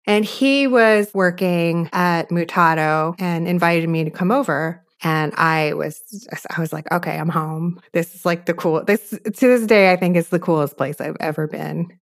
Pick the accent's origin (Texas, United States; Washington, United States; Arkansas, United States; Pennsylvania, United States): Pennsylvania, United States; outside Philadelphia; I grew up outside Philly